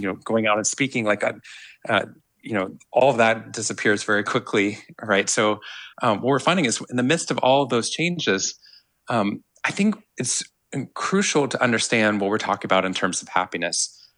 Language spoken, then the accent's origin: English; Waco, Texas, United States; moved away as an adult; also born or lived in Boston; growing up in Waco